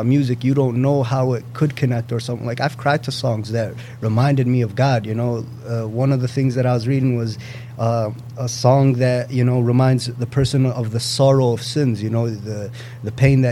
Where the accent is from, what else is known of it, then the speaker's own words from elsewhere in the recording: United States; I grew up in this country